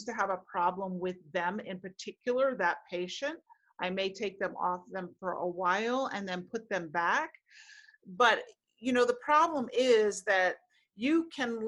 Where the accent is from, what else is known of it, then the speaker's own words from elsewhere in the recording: New York City, New York, United States; I grew up in Manhattan